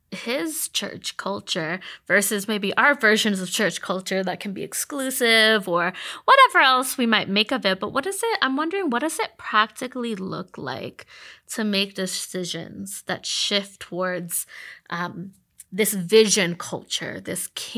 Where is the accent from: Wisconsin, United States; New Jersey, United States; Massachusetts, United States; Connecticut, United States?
Massachusetts, United States; Boston; now in Charlotte, United States; I'm sitting here in Charlotte and I'm still from Boston because that's my culture, right?